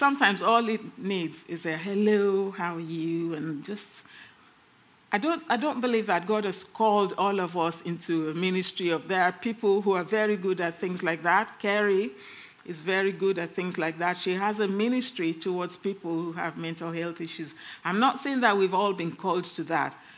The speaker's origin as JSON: {"language": "English", "region": "England", "country": "United Kingdom", "said": "we're English"}